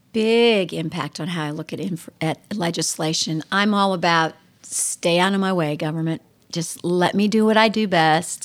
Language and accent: English; Mansfield, Ohio, United States; also born or lived in Texas / Nashville area; now in Lancaster, United States; I was born and raised in Mansfield, Ohio